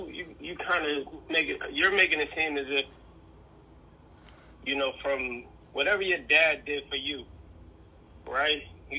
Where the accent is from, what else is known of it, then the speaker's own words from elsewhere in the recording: Connecticut, United States; I'm from Connecticut. We got a big Jewish community